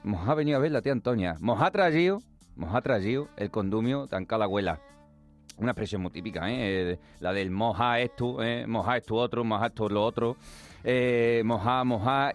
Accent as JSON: {"language": "Spanish", "region": "Extremadura", "country": "Spain", "said": "Somos extremeños y si nos vamos de fiesta, decimos, nos vamos de pingoneo"}